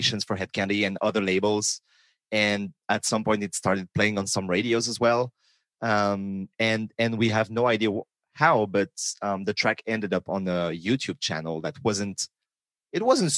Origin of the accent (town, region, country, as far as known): France; born or raised there